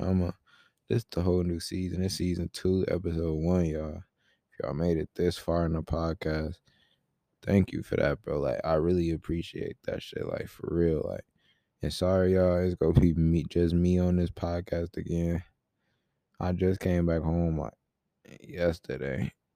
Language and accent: English; Rockford, Illinois, United States; moved away; I was in my hometown, Rockford, Illinois, for, like, three weeks